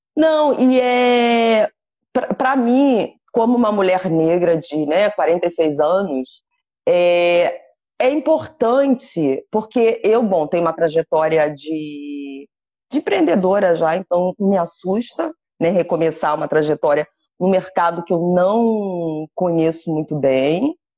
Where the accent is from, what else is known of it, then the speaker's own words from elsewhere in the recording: Rio de Janeiro, Brazil; first language Portuguese; moved away; Eu morro de saudades é, do Brasil